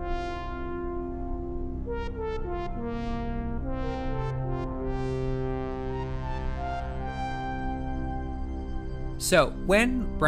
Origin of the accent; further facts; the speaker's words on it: Northern California, United States; I'm from Northern California, lived in Southern California for the last 15 years, but I've actually in the meantime kind of dabbled in other parts of the country